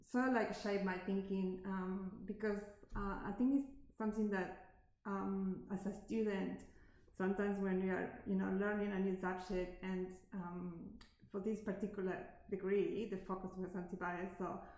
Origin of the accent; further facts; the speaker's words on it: Argentina; English is a second language; moved away as an adult; also born or lived in Canada; now in Australia; I grew up in Argentina, South America, where I studied my kindergarten uh, degree, and then I moved to Canada I didn't uh, speak English when I moved to Canada, so I had to learn English.